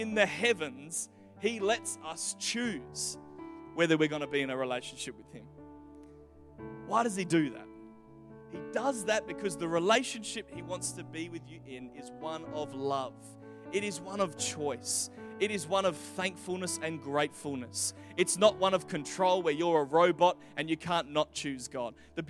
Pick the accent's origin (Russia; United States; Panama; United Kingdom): United Kingdom; England; born there; But I was born in England when my parents were planting a church there.